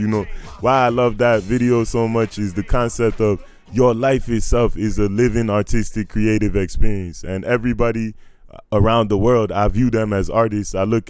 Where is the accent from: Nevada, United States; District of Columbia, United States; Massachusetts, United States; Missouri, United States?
District of Columbia, United States; Washington; also born or lived in Maryland / Nigeria (ancestry); I was born in Washington, D.C. in the city and grew up in Maryland and Washington, D.C.